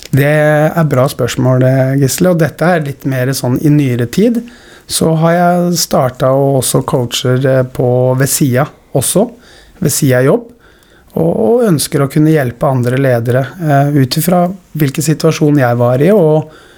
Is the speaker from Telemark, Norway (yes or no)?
yes; Skien, Telemark, Norway; Nå er jeg født og oppvokst i Skien